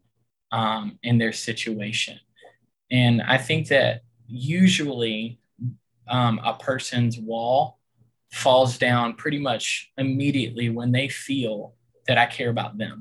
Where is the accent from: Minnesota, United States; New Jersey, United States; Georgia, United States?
Georgia, United States; outside of Savannah; moved away as an adult; now in Richmond, United States; I'm originally from Georgia, outside of Savannah. And I moved up here when I got married.